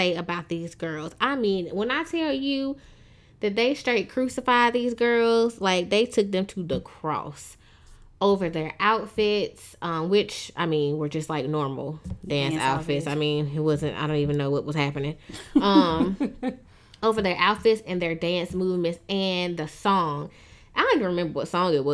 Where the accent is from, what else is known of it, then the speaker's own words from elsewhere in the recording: Tuscaloosa, Alabama, United States; moved away; also born or lived in Michigan; I was born in Michigan, but I grew up after, you know, I left there in Tuscaloosa, Alabama